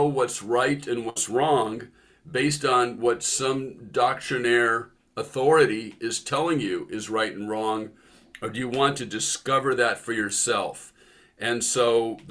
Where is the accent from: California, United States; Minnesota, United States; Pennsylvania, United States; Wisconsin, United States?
California, United States; San Francisco Bay Area; now in Seattle, United States; I grew up in the San Francisco Bay Area